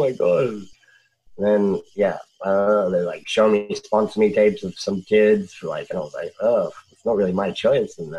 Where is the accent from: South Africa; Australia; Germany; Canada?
Australia; moved away as an adult; I'm Australian and like from pretty like ghetto life anyway.